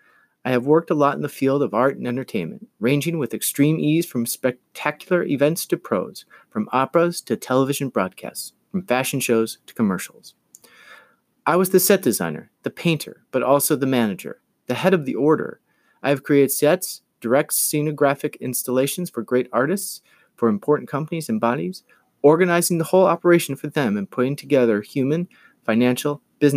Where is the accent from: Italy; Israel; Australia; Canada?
Italy; Abruzzo; born there; English is a second language; I was born in 1959 in Abruzzo, a small village on the hills near the mountains in the central Apennines.